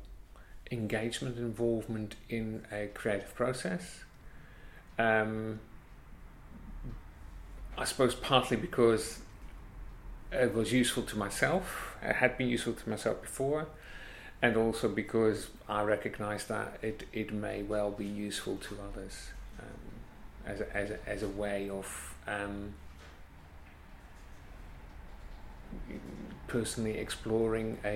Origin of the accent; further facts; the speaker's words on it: near The Hague, South Holland, Netherlands; moved away; I grew up in Holland, near The Hague